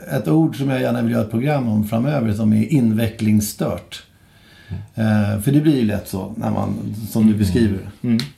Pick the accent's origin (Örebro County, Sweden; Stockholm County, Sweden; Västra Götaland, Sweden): Stockholm County, Sweden; Stockholm; born or raised there